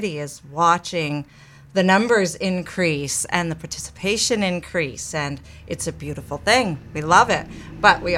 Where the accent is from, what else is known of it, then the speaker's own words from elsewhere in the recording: East Machias, Maine, United States; moved away; also born or lived in Belfast, Maine; I started out way back when in Washington County in the, actually East Machias